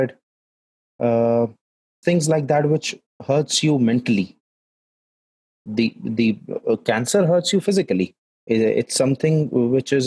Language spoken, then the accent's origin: English; Jaipur, Rajasthan, India; I am from Jaipur